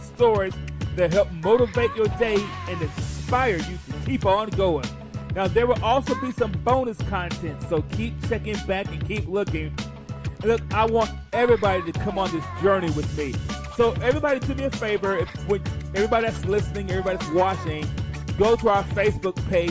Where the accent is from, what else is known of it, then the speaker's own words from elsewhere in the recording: Mount Vernon, New York, United States; I was born in Mount Vernon, New York